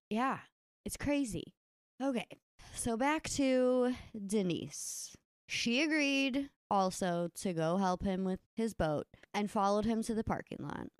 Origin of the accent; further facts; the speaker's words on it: Kentucky, United States; lake we grew up swimming in in Kentucky.